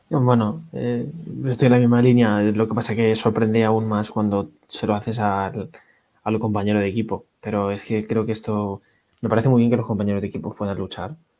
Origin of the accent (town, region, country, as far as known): Spain